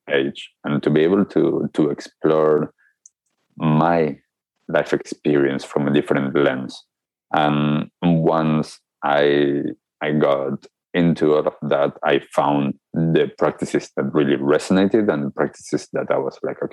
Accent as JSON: {"language": "English", "country": "Argentina", "tie": "born or raised there", "said": "growing up in Argentina, just like any other kid"}